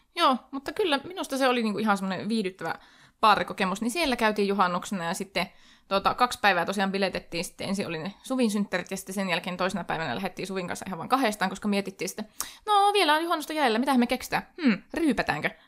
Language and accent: Finnish; Oulu, North Ostrobothnia, Finland; minä olen Oulusta